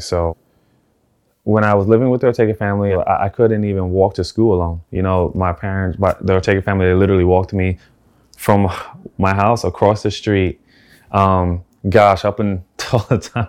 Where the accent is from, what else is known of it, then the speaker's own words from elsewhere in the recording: New York City, New York, United States; also born or lived in South Bronx; I was born in the South Bronx, and for the majority of my life, I grew up in the Lower East Side of Manhattan